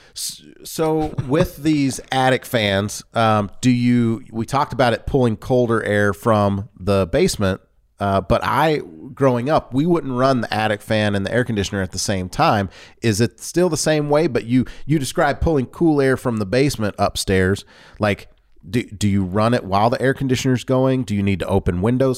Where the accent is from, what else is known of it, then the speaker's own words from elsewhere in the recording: Louisiana, United States; I grew up in Louisiana